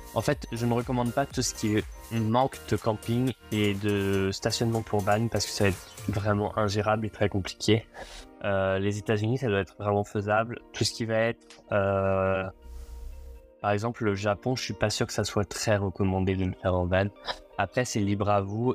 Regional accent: France; on est français

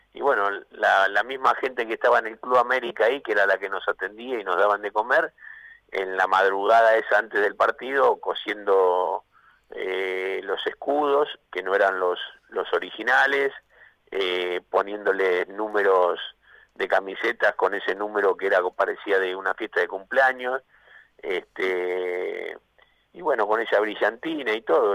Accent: San Miguel, Buenos Aires Province, Argentina; mi lugar donde nací, en San Miguel

